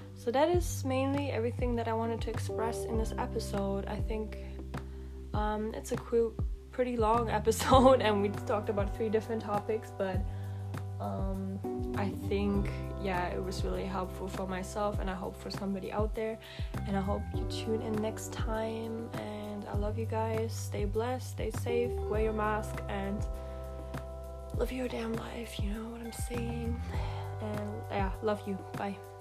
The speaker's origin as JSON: {"language": "English", "country": "Germany", "also_born_or_lived": "Asia / Australia", "moved": "yes", "said": "I'm from Germany, but I don't come from here"}